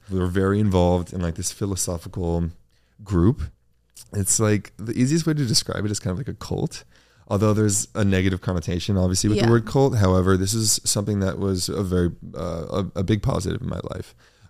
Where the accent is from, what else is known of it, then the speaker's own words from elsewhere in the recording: Los Angeles, California, United States; I grew up in a part of LA that was very middle class. I grew up on Crenshaw and Olympic Boulevard. It's mid city, kind of by Koreatown.